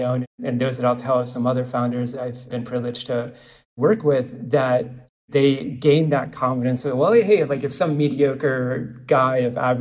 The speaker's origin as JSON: {"language": "English", "town": "Omaha", "region": "Nebraska", "country": "United States", "moved": "yes", "lives_now": "St. Petersburg, United States", "said": "I am from Omaha"}